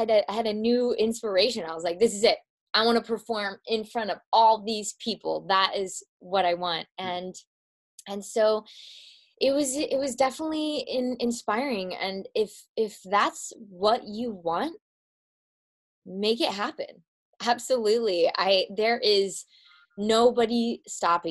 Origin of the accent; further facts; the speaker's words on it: Midwest, United States; I'm from the Midwest